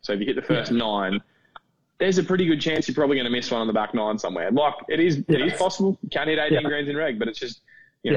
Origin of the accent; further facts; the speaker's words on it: Australia; moved away as an adult; now in Orlando, United States; I'm an Australian citizen